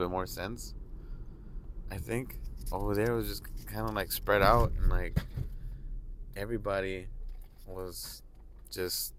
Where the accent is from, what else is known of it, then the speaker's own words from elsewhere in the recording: Los Angeles, California, United States; I grew up in Hollywood